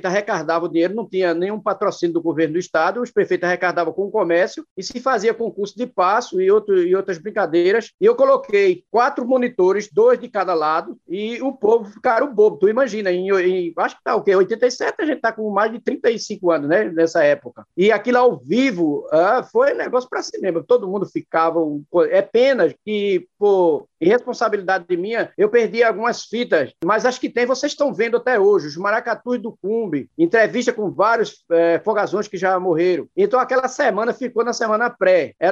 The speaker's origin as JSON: {"language": "Portuguese", "town": "Nazaré da Mata", "region": "Pernambuco", "country": "Brazil", "tie": "born or raised there", "also_born_or_lived": "Buenos Aires (Jacu), Pernambuco", "said": "mas por direito eu sou nazareno, porque Buenos Aires, ou Jacu, que era o, a, que é onde eu nasci, ela pertencia a Nazaré da Mata"}